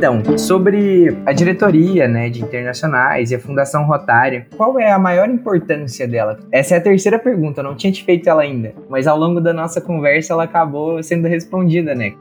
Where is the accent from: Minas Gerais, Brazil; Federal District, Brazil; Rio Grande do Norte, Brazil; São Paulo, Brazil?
Minas Gerais, Brazil; moved away as an adult; now in Pelotas, Brazil; sou de Minas Gerais e agora estou morando aqui em Pelotas